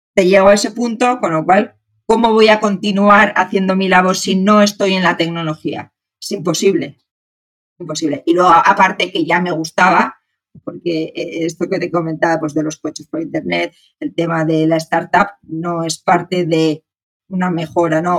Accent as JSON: {"language": "Spanish", "country": "Spain", "also_born_or_lived": "Santiago, Chile", "moved": "as an adult", "said": "soy, soy española"}